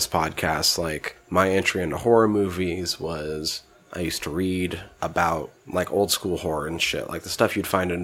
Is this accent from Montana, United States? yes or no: yes; Montana, United States; I grew up in a very, like, rural part of the United States